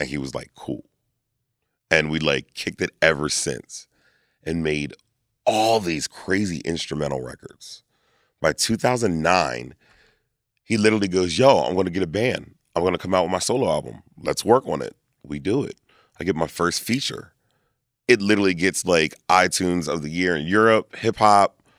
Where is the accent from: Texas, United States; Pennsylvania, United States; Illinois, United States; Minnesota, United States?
Pennsylvania, United States; Lancaster; also born or lived in Reading, Pennsylvania; I was born in Redding, moved to Lancaster at, like, two. So, I was raised in Lancaster.